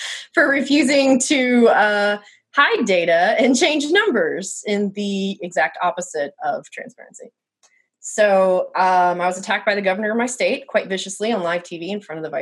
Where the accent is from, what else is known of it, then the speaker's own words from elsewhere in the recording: South Mississippi, United States; moved away as an adult; also born or lived in Pennsylvania / South Louisiana; I moved to South Mississippi, very close to, you know, New Orleans. That was the only place to go to do anything in that kind of rural area. And so that is where I spent ages 8 through 17